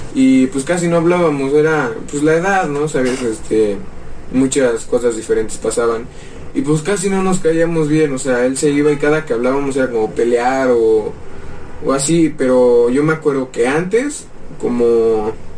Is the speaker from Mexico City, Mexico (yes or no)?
yes; Mexico City, Mexico; also born or lived in Tlaxcala; Nacimos acá, pero vivimos nueve años allá.